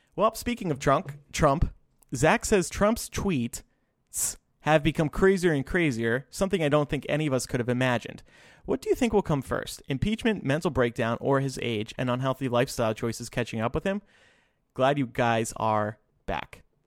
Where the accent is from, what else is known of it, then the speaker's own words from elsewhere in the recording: Illinois, United States; here in my home state of Illinois